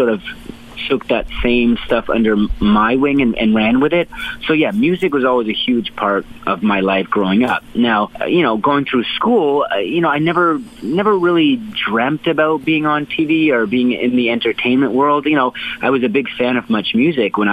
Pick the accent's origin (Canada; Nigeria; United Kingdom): Canada; Hamilton, Ontario; it was a good household growing up in Hamilton.